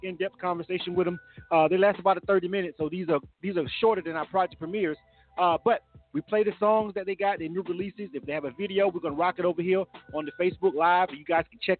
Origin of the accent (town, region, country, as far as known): Panama City, Florida, United States; born or raised there; now in Atlanta, United States